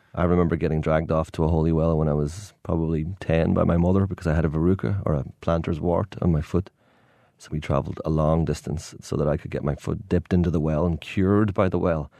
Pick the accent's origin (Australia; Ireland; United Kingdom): Ireland; Dingle Peninsula, Munster; growing up in Ireland